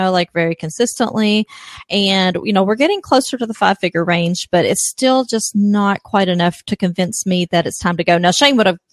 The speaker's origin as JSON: {"language": "English", "region": "Kentucky", "country": "United States", "said": "I'm from Kentucky. That's where the accent's from."}